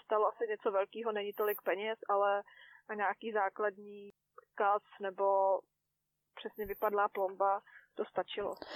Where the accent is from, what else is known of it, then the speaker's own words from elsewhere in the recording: Czechia; moved away as an adult; now in New Zealand; jsme Češi šetřilci